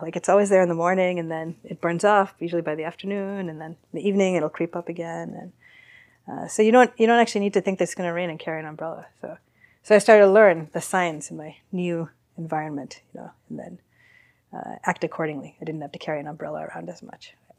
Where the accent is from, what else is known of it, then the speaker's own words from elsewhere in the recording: East Coast, United States; moved away as an adult; now in San Francisco, United States; grew up on the East Coast